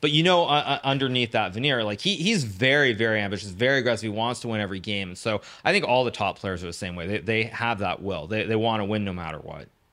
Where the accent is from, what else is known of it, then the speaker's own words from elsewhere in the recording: California, United States; also born or lived in Japan; my story really starts in California. I was born in Japan, uh, to an American mother, a Japanese father. They divorced when I was very little, when I was about one year old, one and a half years old. Um, and then my mom moved back to California